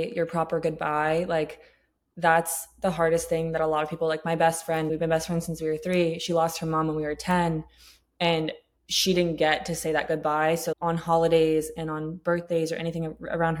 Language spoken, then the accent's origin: English; Tampa, Florida, United States; also born or lived in England; I grew up in Tampa, Florida, but like, I grew up in poverty